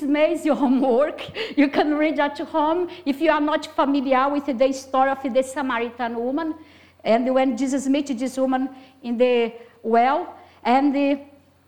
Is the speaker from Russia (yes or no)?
no; Brazil; English is a second language; moved away; I'm Brazilian, have a very strong accent